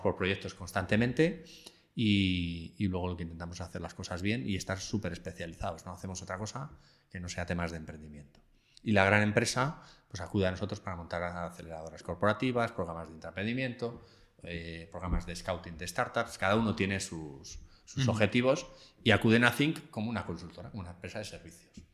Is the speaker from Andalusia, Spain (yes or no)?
no; Alcalá de Henares, Community of Madrid, Spain; yo soy de Alcalá de Henares, cuando vuelvo a mi casa